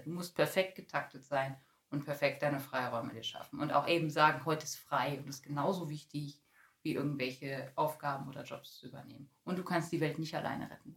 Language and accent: German; Bielefeld, North Rhine-Westphalia, Germany; moved away as an adult; also born or lived in Detmold; now in Paderborn, Germany; eigentlich komme ich gebürtig aus Bielefeld